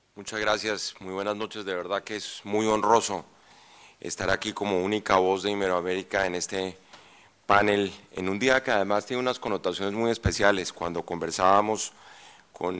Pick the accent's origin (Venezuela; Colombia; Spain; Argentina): Colombia; en estas tierras, de donde yo vengo